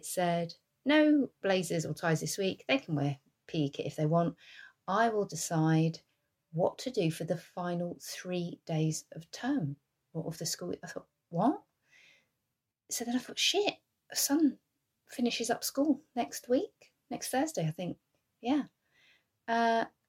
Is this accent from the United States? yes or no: no; England, United Kingdom; I'm English. We don't have fans in our houses